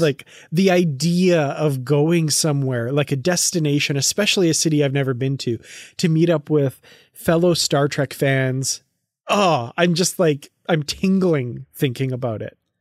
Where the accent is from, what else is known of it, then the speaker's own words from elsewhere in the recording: Canada; I'm from Canada and I've never been to Montreal.